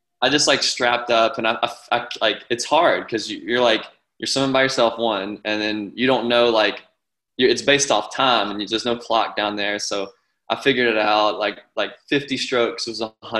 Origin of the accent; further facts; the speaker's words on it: Alabama, United States; I'm from Alabama